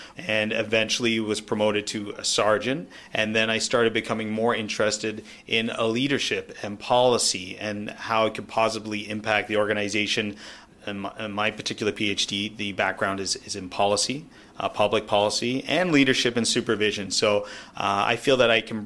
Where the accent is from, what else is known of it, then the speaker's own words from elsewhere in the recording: Niagara, Ontario, Canada; also born or lived in England; now in Toronto, Canada; We immigrated from England and settled in Niagara, a small Jewish community there.